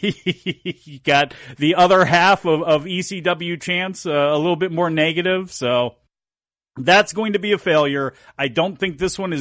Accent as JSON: {"language": "English", "country": "United States", "said": "I am an American"}